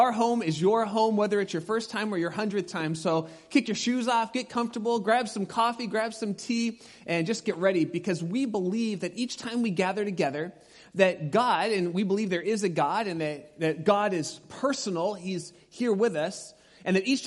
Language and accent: English; Pasadena, California, United States; moved away; I grew up in Pasadena